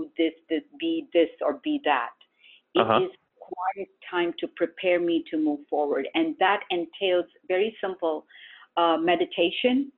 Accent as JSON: {"language": "English", "country": "India", "tie": "born or raised there", "moved": "yes", "lives_now": "Syracuse, United States", "said": "we did this as a family growing up in India"}